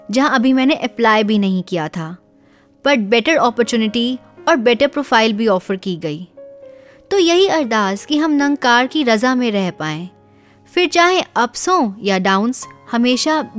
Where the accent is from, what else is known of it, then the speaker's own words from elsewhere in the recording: Delhi, India; और मैं दिल्ली से हूँ